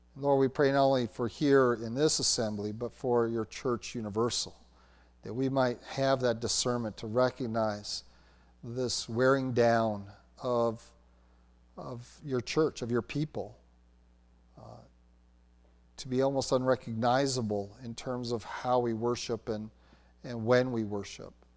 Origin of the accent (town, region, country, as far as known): United States